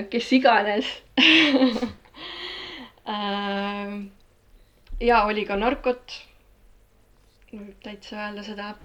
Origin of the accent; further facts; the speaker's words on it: Tartu, Tartu County, Estonia; Tartus sündinud, täiesti tartlane, põline tartlane ähm, Äh, Veeriku linnaosas äh, üles kasvanud äh, põhimõtteliselt paneelmajas